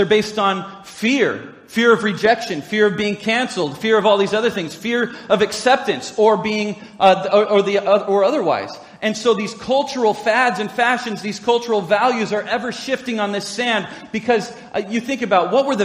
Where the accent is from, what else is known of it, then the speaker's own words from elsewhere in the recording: United States; being an American citizen, while I'm proud to be so